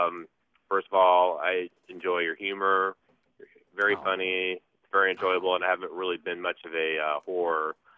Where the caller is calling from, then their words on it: Cincinnati, Ohio, United States; I'm calling from Cincinnati, Ohio.